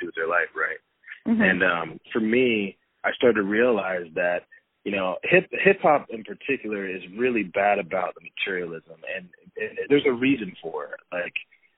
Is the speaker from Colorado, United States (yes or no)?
no; Port Angeles, Washington, United States; my hometown of Port Angeles